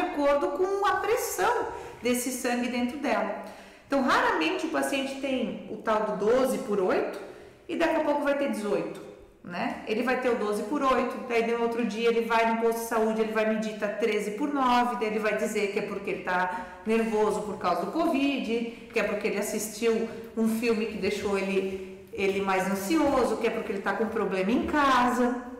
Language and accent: Portuguese; Brusque, Santa Catarina, Brazil; moved away as an adult; also born or lived in Florianópolis / Rio de Janeiro; now in Rio do Sul, Brazil; sou brusquense